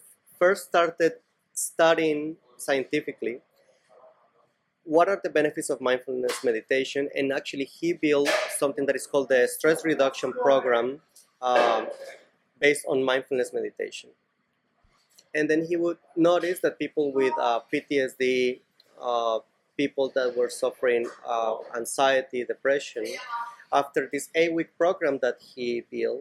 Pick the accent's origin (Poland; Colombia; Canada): Colombia; Cali, Valle del Cauca; now in Barcelona, Spain; I grew up in Cali, Colombia